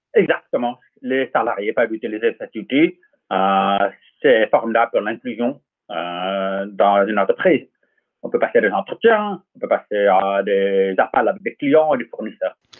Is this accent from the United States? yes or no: yes; Los Angeles, California, United States; now in France; J'ai grandi en Californie, à Los Angeles précisément.